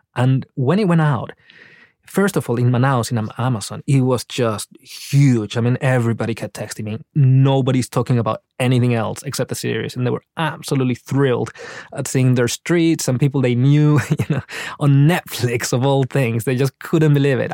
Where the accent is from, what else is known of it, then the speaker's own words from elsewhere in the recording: Paraguay; moved away; I was raised in Paraguay, but actually I was raised in this city, which is a border town